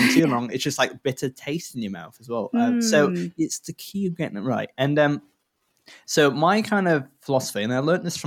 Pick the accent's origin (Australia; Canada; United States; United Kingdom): United Kingdom; Richmond, Yorkshire and the Humber; also born or lived in Darlington, County Durham; I grew up in Richmond, Richmondshire, yeah. So not the one down south.